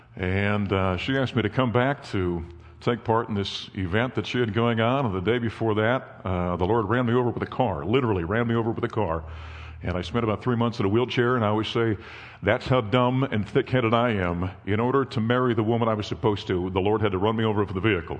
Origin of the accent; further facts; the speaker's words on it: North Dakota, United States; moved away; my wife and I grew up in North Dakota